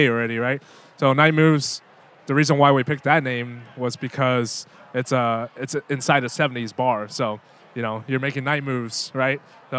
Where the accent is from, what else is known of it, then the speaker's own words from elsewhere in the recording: Louisville, Kentucky, United States; also born or lived in Taiwan / Vancouver, Canada; when I grew up in, you know, Louisville, Kentucky